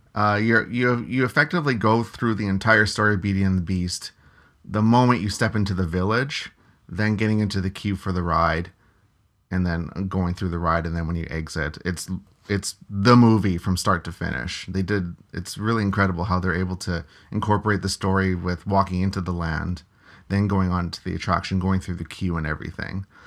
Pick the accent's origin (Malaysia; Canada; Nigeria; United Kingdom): Canada; being Canadian